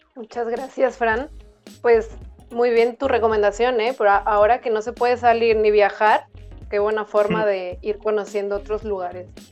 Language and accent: Spanish; Guadalajara, Jalisco, Mexico; moved away as an adult; now in Lleida, Spain; Lito de la Isla y María Centeno, que son de Guadalajara, de donde yo soy